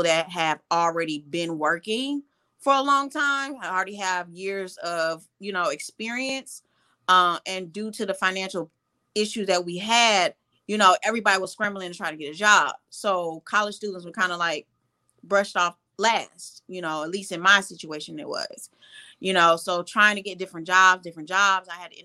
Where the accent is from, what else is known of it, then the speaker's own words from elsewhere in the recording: St. Louis, Missouri, United States; moved away as an adult; also born or lived in Atlanta, Georgia; I am originally from St. Louis, Missouri. Born and raised in St. Louis, moved to Atlanta to pursue psychology